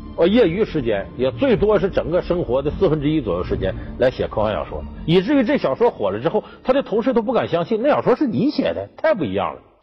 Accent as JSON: {"language": "Chinese", "region": "Heilongjiang", "country": "China", "tie": "born or raised there", "said": "我们老家黑龙江"}